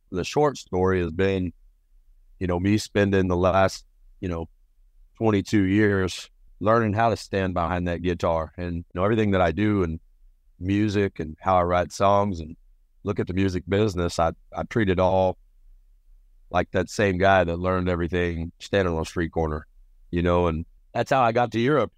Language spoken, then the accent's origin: English; Dallas, Texas, United States; also born or lived in Rio Grande Valley, Texas / New Orleans, Louisiana / New York City / Paris, France; I was born in South Texas, Rio Grande Valley. pretty isolated region, but my mama moved us up to Dallas when I was a kid, and I split time between Dallas there with my mama and then down in New Orleans with my uncle